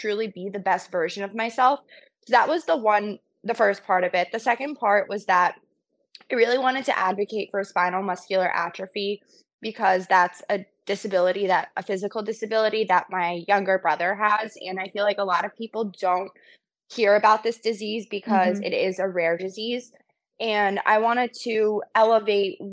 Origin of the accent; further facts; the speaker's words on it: New Jersey, United States; also born or lived in New York City; born and raised in Jersey